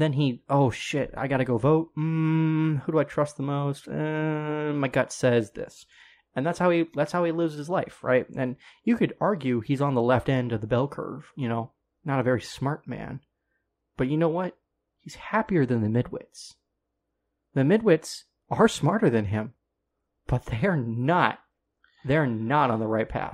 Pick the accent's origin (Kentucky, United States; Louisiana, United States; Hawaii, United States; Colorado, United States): Colorado, United States; I'm from Colorado